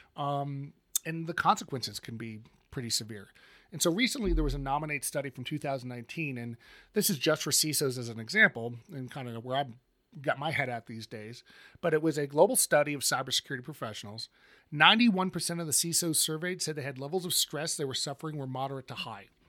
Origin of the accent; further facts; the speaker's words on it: Colorado, United States; my home state of Colorado